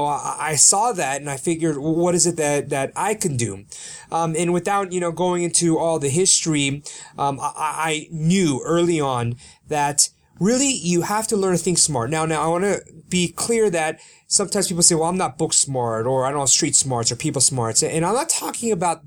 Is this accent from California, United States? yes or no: yes; Sacramento, California, United States; first language Korean; English is a second language; I was born in Sacramento, California